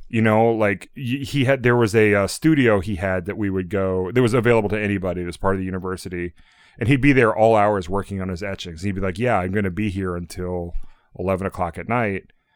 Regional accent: Norfolk, Virginia, United States; moved away; I'm from Norfolk, Virginia, which is a super, super conservative area.

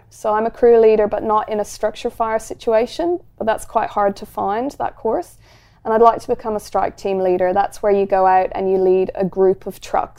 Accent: Ireland; now in Australia; And I come from Ireland. There's nothing scary in Ireland.

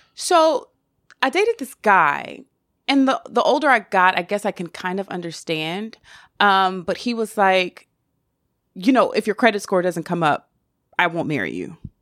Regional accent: the South, United States; I'm from the South

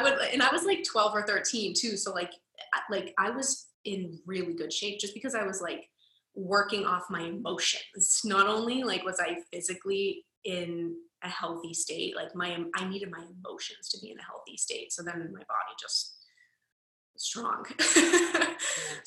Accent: Boston, Massachusetts, United States; moved away as an adult; now in Los Angeles, United States; I was born and raised in Boston, Massachusetts, and I currently live in Los Angeles

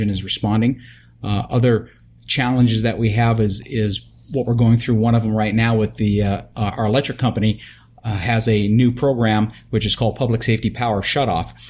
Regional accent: New York, United States; now in California, United States; I come from New York

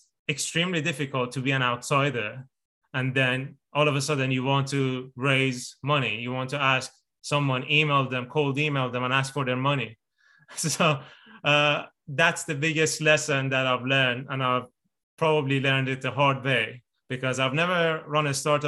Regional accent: Iran; moved away; I'm originally from Iran

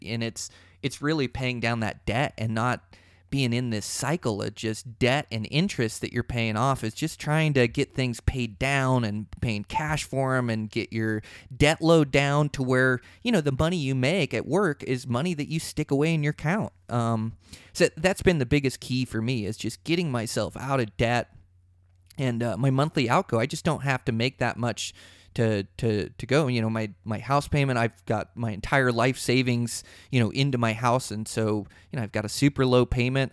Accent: Seattle, Washington, United States; now in Montana, United States; I come from Seattle

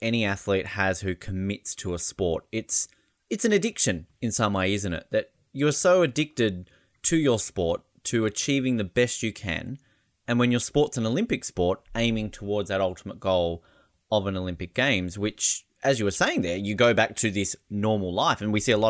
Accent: Australia; also born or lived in Canada; as an Australian

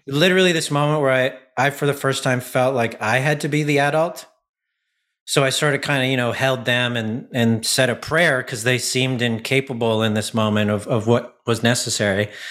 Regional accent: Ottawa, Ontario, Canada; I was from Ottawa when I was about twelve

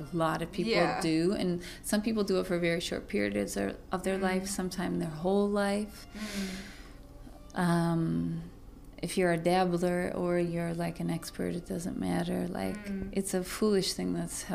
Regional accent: Joliet, Illinois, United States; moved away as an adult; also born or lived in Toronto, Canada; I grew up in Illinois

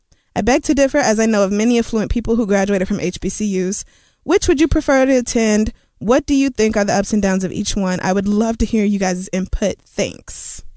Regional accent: Oklahoma, United States; moved away; I grew up in Oklahoma and went to school in Oklahoma.

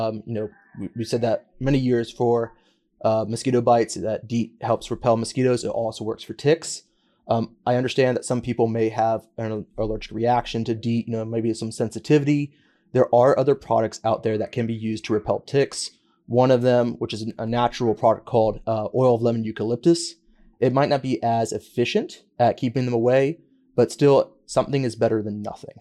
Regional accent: New River Valley, Virginia, United States; I grew up in the New River Valley

